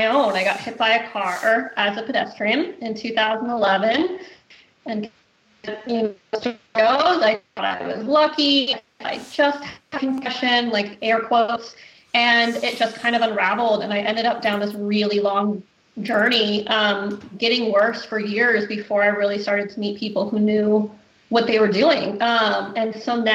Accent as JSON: {"language": "English", "country": "United States", "moved": "yes", "lives_now": "Nanaimo, Canada", "said": "I am American"}